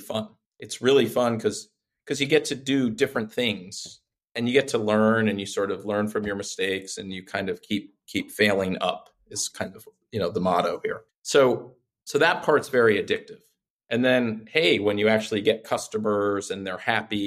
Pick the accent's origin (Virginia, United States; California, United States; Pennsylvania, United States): Virginia, United States; Reston; I had a job in my hometown in Northern Virginia, Reston, Virginia